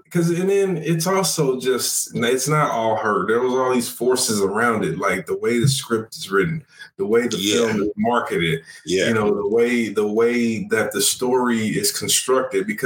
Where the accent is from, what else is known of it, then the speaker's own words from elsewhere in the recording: United Kingdom; accent: British; my natural British accent.